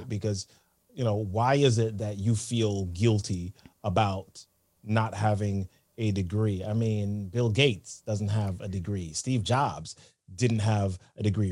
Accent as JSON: {"language": "English", "country": "Jamaica", "tie": "born or raised there", "moved": "yes"}